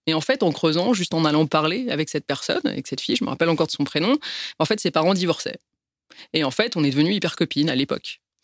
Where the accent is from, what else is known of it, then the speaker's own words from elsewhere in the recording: Paris, Île-de-France, France; Je suis née à Paris et après je suis d'origine arménienne